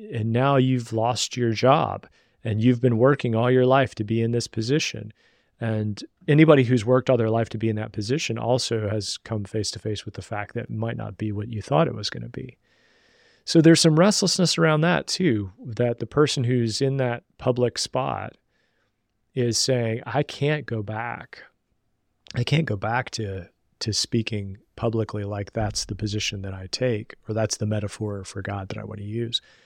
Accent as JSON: {"language": "English", "region": "Southern West Virginia", "country": "United States", "tie": "born or raised there", "said": "I grew up in Southern West Virginia"}